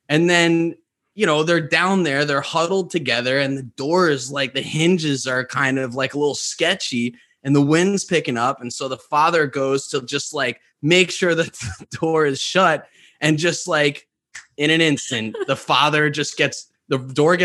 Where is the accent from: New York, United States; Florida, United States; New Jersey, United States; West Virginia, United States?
New York, United States; I grew up in New York where there are very little to no tornadoes